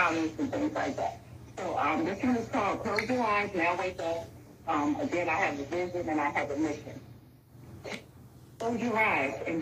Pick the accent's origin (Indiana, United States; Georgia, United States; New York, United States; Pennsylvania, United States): Pennsylvania, United States; Philadelphia; I'm not from Africa. I'm from Philadelphia, Pennsylvania.